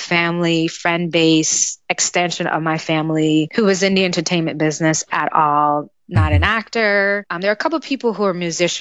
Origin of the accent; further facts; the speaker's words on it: New York City, New York, United States; I was born and raised in Brooklyn, New York, in East Flatbush